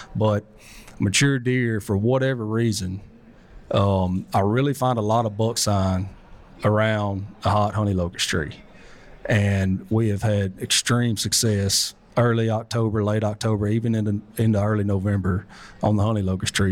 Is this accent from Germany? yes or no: no; South Arkansas, United States; I'm from South Arkansas